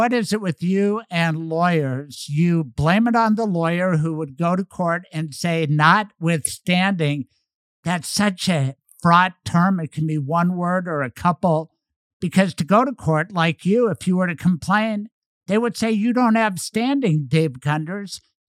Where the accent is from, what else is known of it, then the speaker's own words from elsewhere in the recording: Colorado, United States; I'm from Colorado.